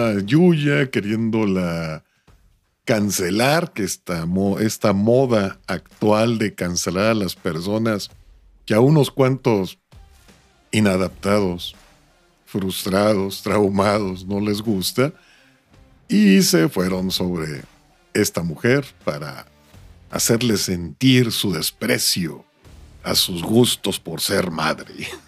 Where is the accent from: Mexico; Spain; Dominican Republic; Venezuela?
Mexico; Yo, pues yo soy rubio con ojos verdes y soy latino, soy de México.